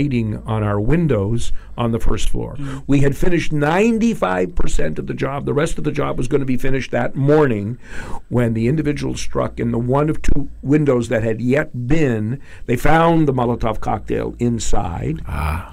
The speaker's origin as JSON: {"language": "English", "town": "Toronto", "region": "Ontario", "country": "Canada", "moved": "as an adult", "lives_now": "Vancouver, Canada", "said": "I'm from Toronto"}